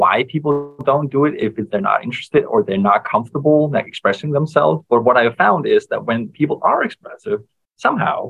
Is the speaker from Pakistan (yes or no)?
no; Denmark; I come from Denmark where our social hierarchy is just pretty flat in general